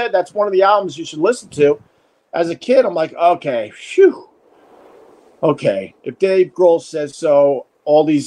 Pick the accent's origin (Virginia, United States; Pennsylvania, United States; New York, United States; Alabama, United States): New York, United States; Long Island; growing up on Long Island, we would come into the city for these talk shows